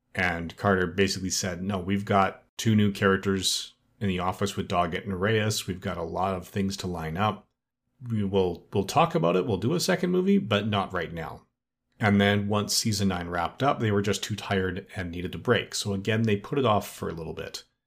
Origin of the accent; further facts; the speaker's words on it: Edmonton, Alberta, Canada; Edmonton, which is my hometown and where I still live